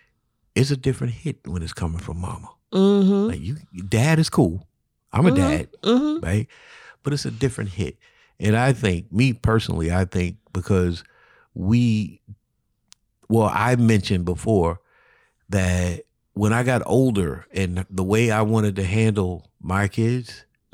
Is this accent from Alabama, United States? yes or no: yes; Alabama, United States; I'm from Alabama.